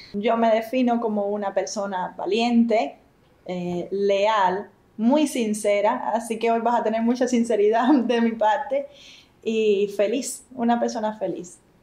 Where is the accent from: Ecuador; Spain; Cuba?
Cuba; San José de las Lajas, Mayabeque; Somos de San José de las Lajas. Eso queda muy cerca de La Habana